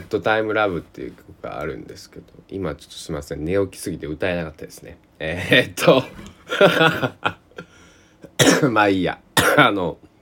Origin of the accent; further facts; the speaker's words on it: Kochi, Japan; now in Takamatsu, Japan; 台風銀座の高知県で生まれ育った僕